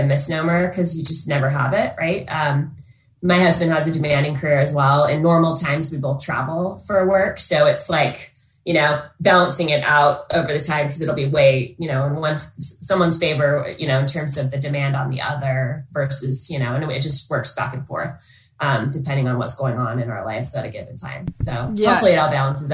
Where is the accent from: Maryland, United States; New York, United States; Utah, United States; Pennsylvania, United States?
Utah, United States; also born or lived in Colorado; I grew up here in Utah and moved to Colorado